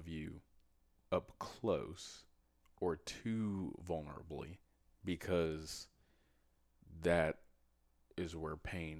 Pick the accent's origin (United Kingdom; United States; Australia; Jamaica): Jamaica; And especially from my culture, I'm Jamaican, it's what men do.